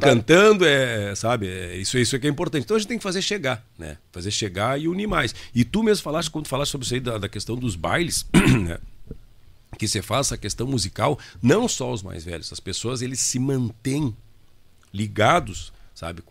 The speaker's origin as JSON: {"language": "Portuguese", "town": "Itaqui", "region": "Rio Grande do Sul", "country": "Brazil", "said": "eu sou de Itaqui"}